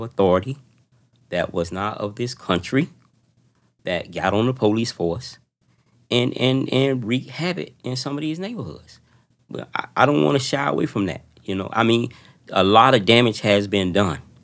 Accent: Miami, Florida, United States; growing up in Oldtown, in public housing, in large amount of projects

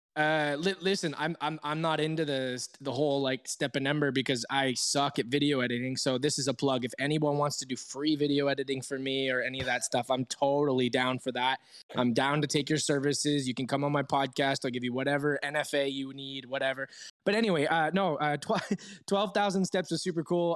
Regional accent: Toronto, Ontario, Canada; now in Switzerland; my hometown of Toronto

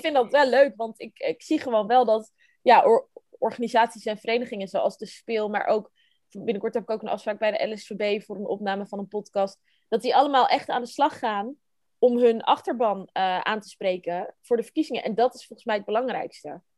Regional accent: Haarlem, North Holland, Netherlands; moved away as an adult; now in The Hague, Netherlands; ik ben opgegroeid in Haarlem. Ehm, en daar heb ik eigenlijk ja, mijn hele jeugd gewoond.

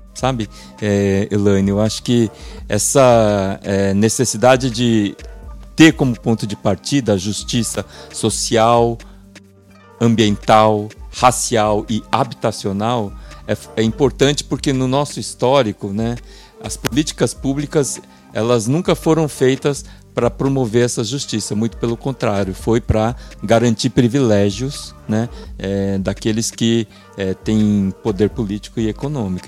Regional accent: São Paulo, Brazil; é uma trajetória de vida na Zona Leste de São Paulo. Passei minha infância, minha adolescência, minha juventude e uma boa parte da minha vida adulta num bairro que a gente faz questão de chamar Parada 15 de Novembro.

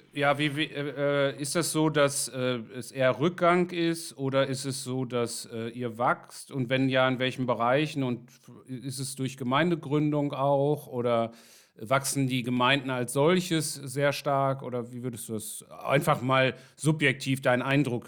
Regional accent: Ruhr area, North Rhine-Westphalia, Germany; ich komme aus dem Ruhrgebiet

